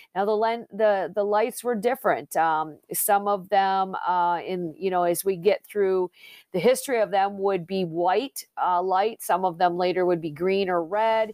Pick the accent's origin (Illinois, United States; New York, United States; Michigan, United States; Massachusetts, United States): Michigan, United States; Plainwell; was born and raised in Southwest Michigan, down in Plainwell